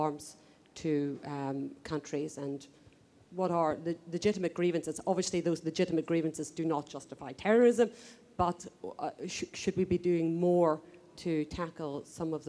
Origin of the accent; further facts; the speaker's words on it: Northern Ireland, United Kingdom; I grew up in Northern Ireland in the 1970s